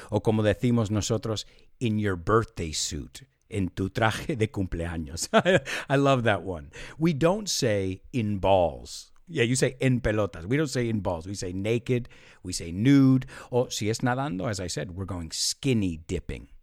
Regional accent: United States; where we say take in the United States

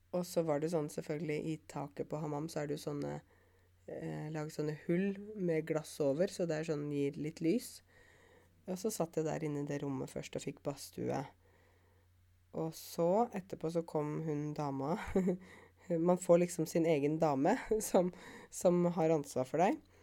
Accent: Norway; jeg kommer fra Norge

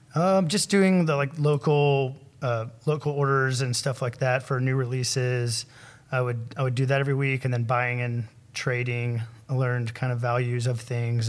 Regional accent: Huntsville, Alabama, United States; I was born here in Huntsville

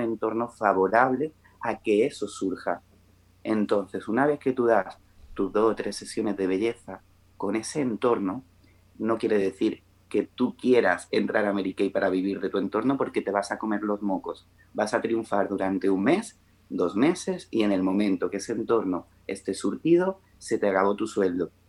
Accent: Melilla, Spain; also born or lived in Málaga; now in Granada, Spain; yo soy de Melilla, pero vivo en Granada

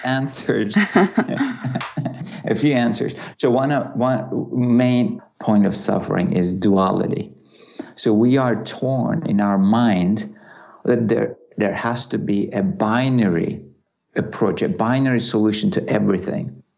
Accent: Turkey; Growing up in Turkey

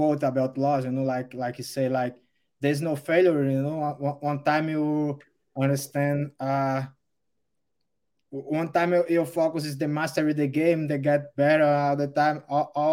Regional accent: Rio Grande do Norte, Brazil; English is a second language; moved away as an adult; also born or lived in Natal, Brazil; now in United States; I born in the Natal, the major city of the state, Rio Grande do Norte. And I live in with my parents in a small city, around 10,000 people till my teenage

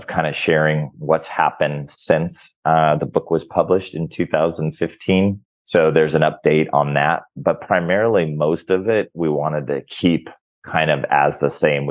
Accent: Orange County, California, United States; now in Mexico; I grew up in Orange County, California. So I grew up with food very plentiful

